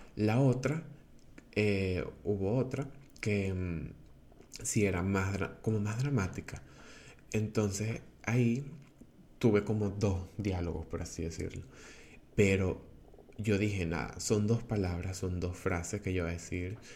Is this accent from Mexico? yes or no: no; Venezuela; first language Spanish; now in Portugal; soy venezolano, eh, tengo 22 años y actualmente vivo en Portugal.